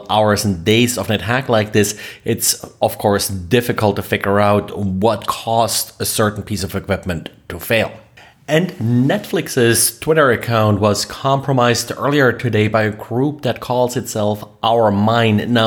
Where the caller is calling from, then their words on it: Jacksonville, Florida, United States; I am recording from Jacksonville, Florida.